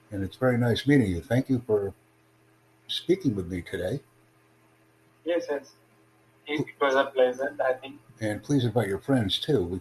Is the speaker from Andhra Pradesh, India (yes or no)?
yes; Andhra Pradesh, India; English is a second language; myself, I'm Indian. Yes. So where are you from? I'm from, uh, you know, you, you, know, the state called Andhra Pradesh.